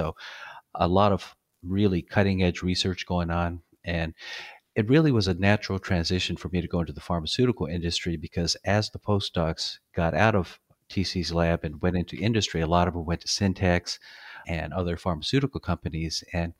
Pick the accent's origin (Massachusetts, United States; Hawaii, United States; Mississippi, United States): Hawaii, United States; born there; I was born in Hawaii, kind of moved around a bit.